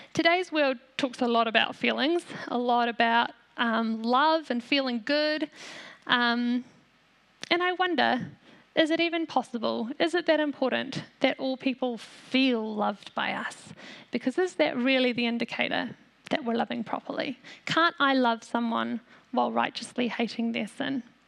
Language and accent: English; New Zealand; also born or lived in South Africa; My family is from South Africa, but Aotearoa is my home. I'm a Kiwi.